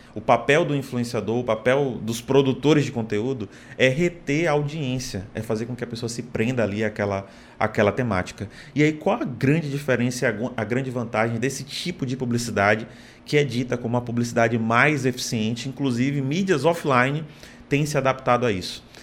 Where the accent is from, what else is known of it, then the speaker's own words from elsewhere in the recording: Salvador, Bahia, Brazil; moved away as an adult; also born or lived in Fortaleza; now in Natal, Brazil; Sou baiano, nasci em Salvador, me mudei para cá para Fortaleza